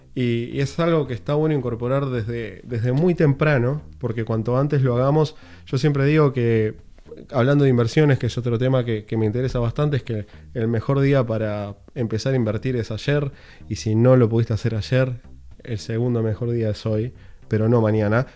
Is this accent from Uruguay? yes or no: yes; Uruguay; now in Los Angeles, United States; vivo en Los Ángeles, Estados Unidos, soy uruguayo